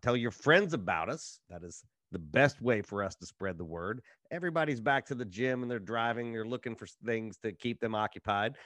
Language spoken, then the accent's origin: English; Appalachian Ohio, United States; I'm from a small Appalachian town in Ohio